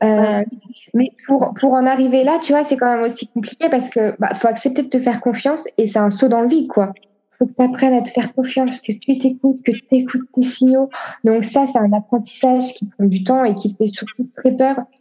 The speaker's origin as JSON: {"language": "French", "town": "Annecy", "region": "Auvergne-Rhône-Alpes", "country": "France", "also_born_or_lived": "Lille / China", "moved": "yes", "said": "je viens de Haute-Savoie, Annecy, donc on est entouré par les montagnes."}